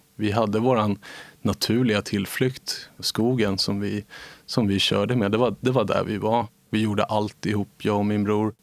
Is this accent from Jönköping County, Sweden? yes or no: no; Nacka, Stockholm County, Sweden; Jag växte upp i Nacka